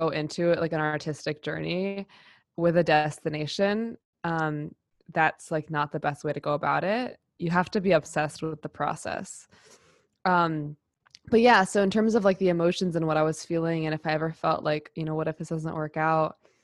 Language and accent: English; New York City, New York, United States; I grew up in New York City and I grew up in theater